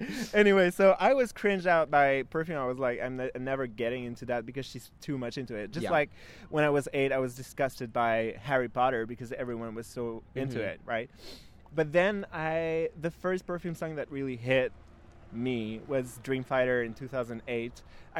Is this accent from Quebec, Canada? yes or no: yes; Quebec City, Quebec, Canada; moved away as an adult; now in Tokyo, Japan; I'm not from Montreal. I'm from Quebec City.